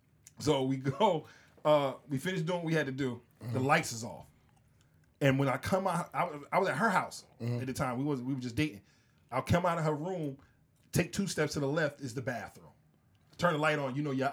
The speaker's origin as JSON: {"language": "English", "town": "Newark", "region": "New Jersey", "country": "United States", "said": "I'm from Newark, my nigga. You don't do that shit."}